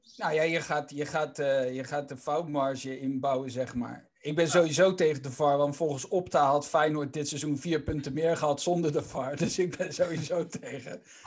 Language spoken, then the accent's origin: Dutch; Randstad, Netherlands; ik kom natuurlijk uit de Randstad